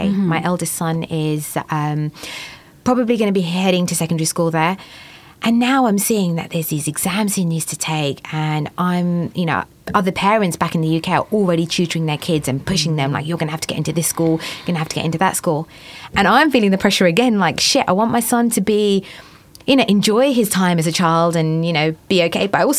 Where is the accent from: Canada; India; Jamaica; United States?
India; there's just so much that I feel came with the pressure of being the eldest child, being Indian. And it's not a particular issue with, you know, the way I was brought up.